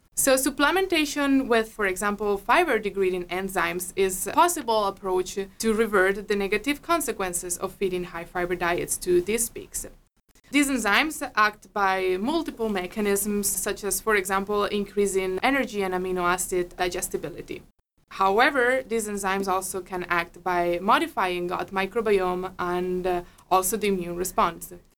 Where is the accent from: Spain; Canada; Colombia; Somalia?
Spain; moved away as an adult; now in Minnesota, United States; I'm a veterinarian from Spain.